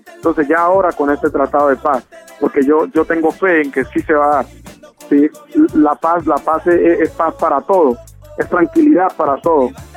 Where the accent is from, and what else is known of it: Buenaventura, Valle del Cauca, Colombia